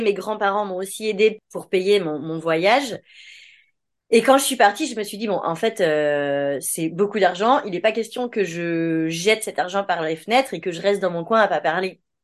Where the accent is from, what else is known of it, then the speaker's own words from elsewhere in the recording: France; on est français, donc on dit que c'est en France